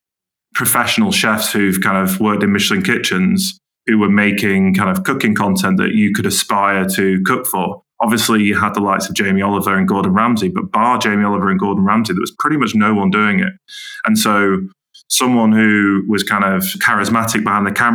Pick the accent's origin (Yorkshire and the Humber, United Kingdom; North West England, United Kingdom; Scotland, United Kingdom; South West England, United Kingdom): North West England, United Kingdom; Manchester; also born or lived in Camden, London / Ealing, London; now in Teddington, United Kingdom; I'm from Manchester